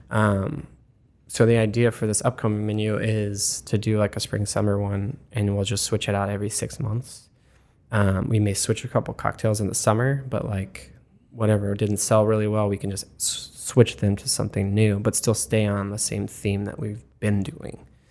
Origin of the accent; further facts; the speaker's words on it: Arizona, United States; moved away as an adult; also born or lived in Florida; now in Columbus, United States; originally I'm from Arizona